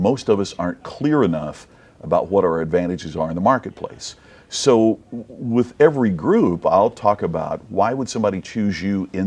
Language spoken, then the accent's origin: English; Crothersville, Indiana, United States; my hometown was very kind